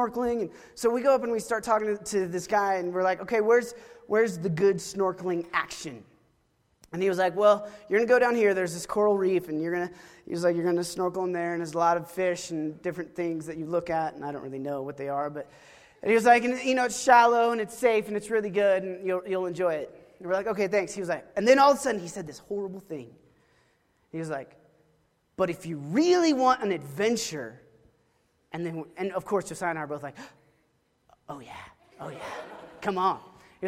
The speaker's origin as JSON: {"language": "English", "region": "Oklahoma", "country": "United States", "tie": "born or raised there", "said": "I grew up in Oklahoma"}